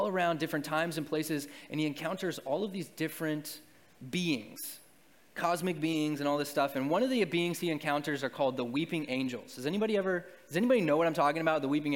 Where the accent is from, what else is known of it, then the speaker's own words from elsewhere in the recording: New England, United States; also born or lived in Arkansas; I grew up in New England and I went to 3 years of college in Arkansas